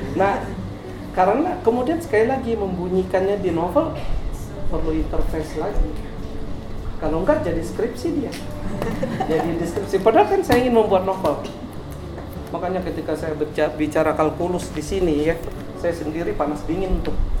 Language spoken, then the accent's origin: Indonesian; Gantong, Bangka Belitung Islands, Indonesia; moved away as an adult; kampung saya itu berada nama kampungnya itu Gantong berada di di, kamp, di wilayah paling timur Pulau Belitung